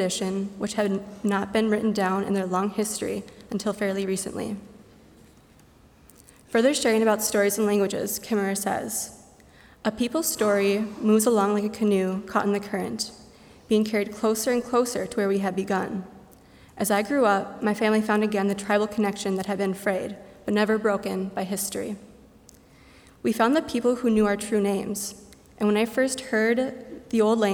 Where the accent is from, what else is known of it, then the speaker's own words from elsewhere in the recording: Mahtomedi, Minnesota, United States; moved away as an adult; also born or lived in northern Wisconsin; now in Goshen, United States; I'm originally from Minnesota in a town called Matamidi